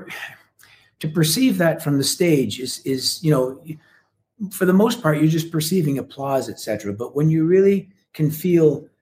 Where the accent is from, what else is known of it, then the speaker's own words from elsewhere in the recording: Canada; as a Canadian